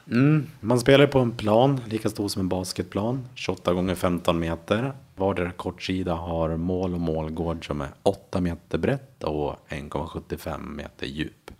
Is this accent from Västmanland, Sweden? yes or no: yes; Köping, Västmanland, Sweden; moved away as an adult; now in Enskededalen, Stockholm, Sweden; Jag kommer från Köping från början